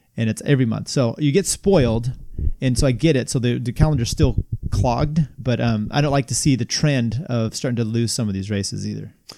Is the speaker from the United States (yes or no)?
yes; the Northwest, Pacific Northwest, United States; moved away; also born or lived in Colorado; I lived over in the eastern part of Washington, Oregon